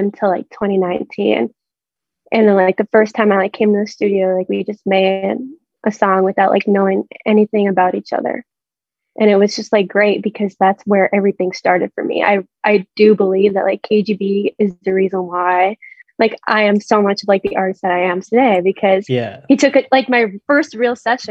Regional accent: Vancouver, British Columbia, Canada; we're all from like the same city

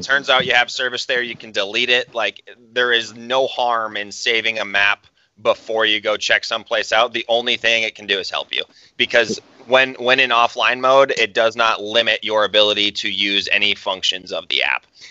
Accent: Wisconsin, United States; now in Montana, United States; growing up in Wisconsin

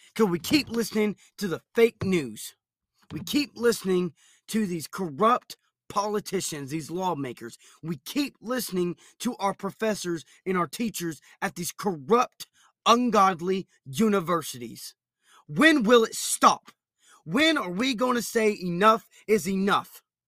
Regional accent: United States

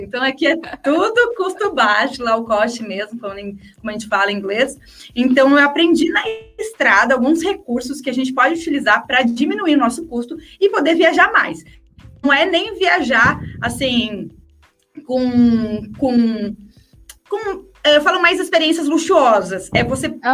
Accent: interior of São Paulo, Brazil; Eu sou do interior de São Paulo

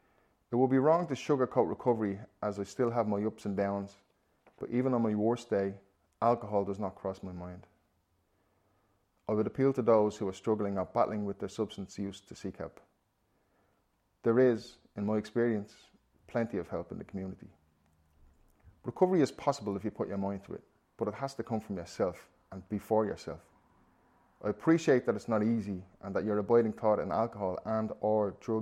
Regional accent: Ballymun, County Dublin, Ireland; I'm 37 and I am in recovery. I grew up in Ballymun and was one of five children.

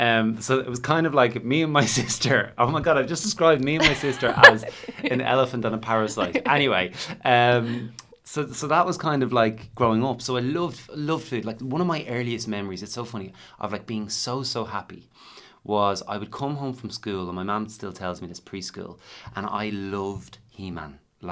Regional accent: Dublin, Leinster, Ireland; we grew up in Dublin

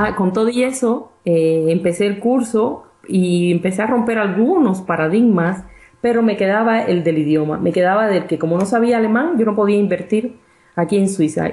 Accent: Cuba; moved away as an adult; also born or lived in Mexico; now in Bern, Switzerland; soy cubana de nacimiento. Y bueno, estudié en la universidad allí

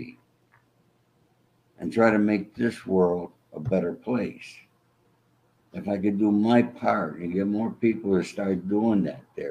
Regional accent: New York City, New York, United States; I was not a child like most of these kids in Brooklyn who were in the neighborhood

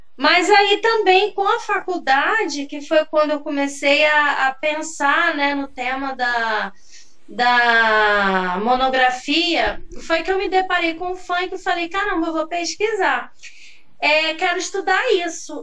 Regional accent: São Gonçalo, Rio de Janeiro, Brazil; moved away as an adult; also born or lived in interior of Bahia; now in Bahia, Brazil; Eu morava em São Gonçalo, porque eu sou de São Gonçalo

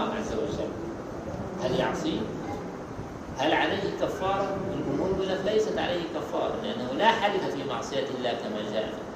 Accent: Egypt; احنا عندنا في مصر

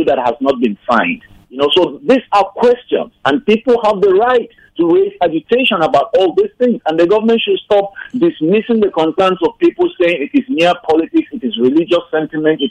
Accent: Plateau, Nigeria; moved away as an adult; now in United States; as a Nigerian citizen, as an individual from Plateau State, as one who has gone through education in Nigeria, primary, secondary, and tertiary education

